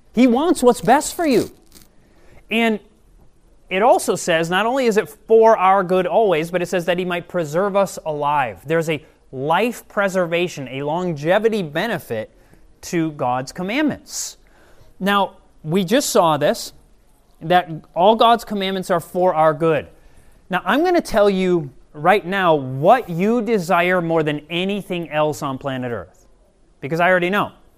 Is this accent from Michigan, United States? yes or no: yes; Michigan, United States; moved away; I'm originally from Michigan